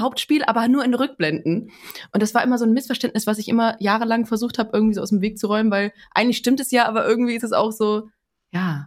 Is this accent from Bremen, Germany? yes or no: yes; Bremen, Germany; Meine Heimat Bremen tatsächlich. Ich bin sogar geboren oder aufgewachsen im Schnorr.